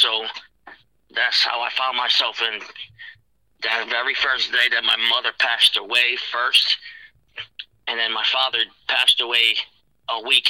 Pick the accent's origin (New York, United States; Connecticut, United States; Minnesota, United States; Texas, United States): Connecticut, United States; I'm from Connecticut.